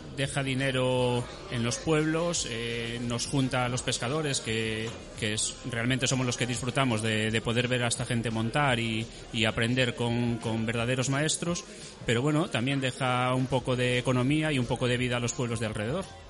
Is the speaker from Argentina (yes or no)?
no; Ourense, Galicia, Spain; de Orense